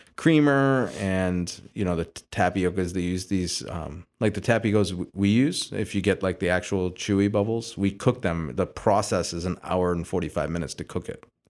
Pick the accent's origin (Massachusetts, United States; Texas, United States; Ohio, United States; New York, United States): Ohio, United States; Sylvania; also born or lived in Houston; I was born in Houston. Uh, my dad moved to the Toledo area, uh, with my family in eighty-seven